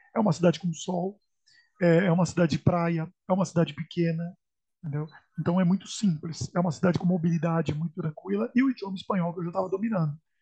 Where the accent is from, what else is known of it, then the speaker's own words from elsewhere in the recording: Santos, São Paulo, Brazil; moved away as an adult; now in Paris, France; eu sou natural de Santos